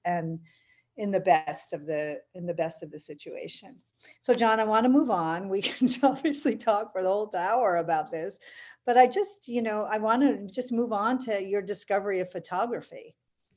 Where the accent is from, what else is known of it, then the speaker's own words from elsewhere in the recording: St. Johnsbury, Vermont, United States; I grew up in St. Johnsbury, which is a town in the Northeast Kingdom